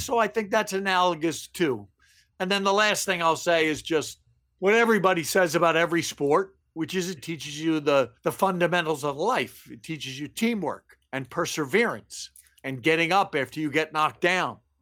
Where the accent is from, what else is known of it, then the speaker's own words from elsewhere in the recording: Baltimore, Maryland, United States; moved away as an adult; also born or lived in San Fernando Valley; the phrase I heard most growing up in Baltimore was from my mother don't play ball in the house.